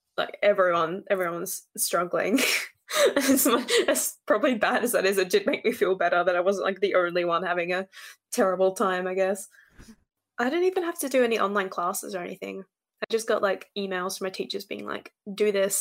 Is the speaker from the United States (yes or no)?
no; Western Australia, Australia; I'm from West Australia